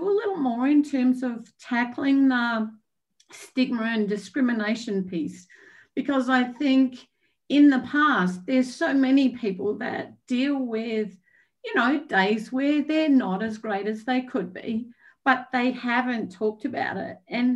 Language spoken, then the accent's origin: English; Australia; moved away; I'm Australian